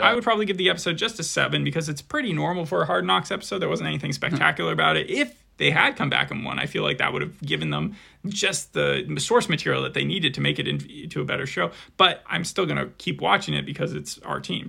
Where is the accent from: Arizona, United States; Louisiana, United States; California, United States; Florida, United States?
Arizona, United States; We're from Arizona